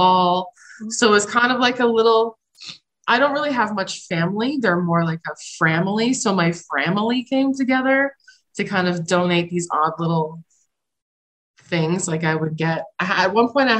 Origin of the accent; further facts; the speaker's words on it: Toronto, Ontario, Canada; moved away; I was born in Etobicoke in 1978, Cinco de Mayo, May 5th